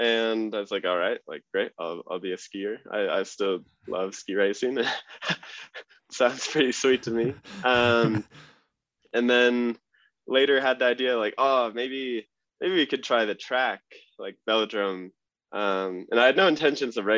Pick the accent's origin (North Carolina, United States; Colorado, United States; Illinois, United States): Colorado, United States; Vail; I grew up in Vail, Colorado